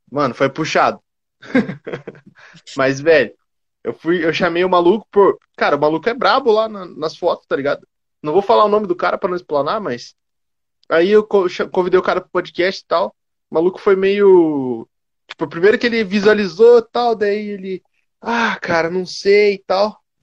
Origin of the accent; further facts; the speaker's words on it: Curitiba, Paraná, Brazil; eu sou de Curitiba